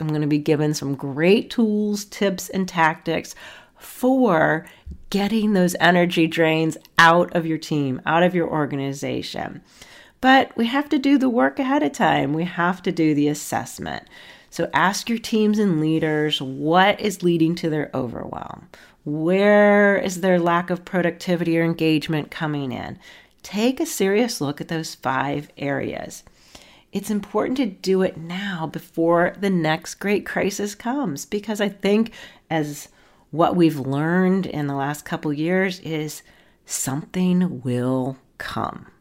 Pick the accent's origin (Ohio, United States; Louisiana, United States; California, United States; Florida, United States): Ohio, United States; Akron; moved away; So I am from Akron, Ohio. I don't live there now, but hometown roots are in Akron, Ohio